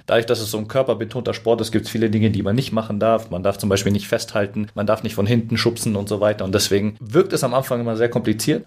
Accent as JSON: {"language": "German", "town": "Munich", "region": "Bavaria", "country": "Germany", "tie": "born or raised there", "also_born_or_lived": "Frankfurt", "moved": "as an adult", "said": "Ich komme ursprünglich aus München und bin da auch aufgewachsen"}